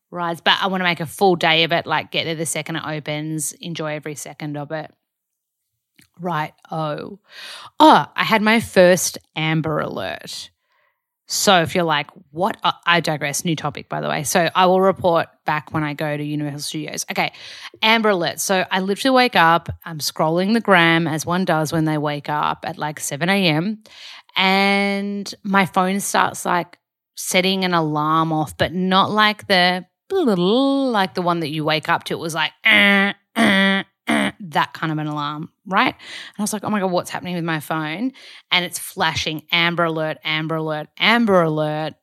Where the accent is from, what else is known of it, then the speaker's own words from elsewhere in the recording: Australia; moved away as an adult; also born or lived in Byron Bay, Australia; now in Los Angeles, United States; Hoyts or Village back home.